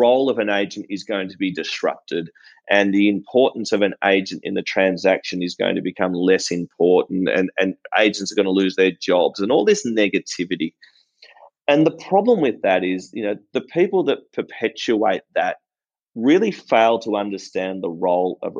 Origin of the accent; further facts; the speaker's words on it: Melbourne, Victoria, Australia; I'm born and bred in Melbourne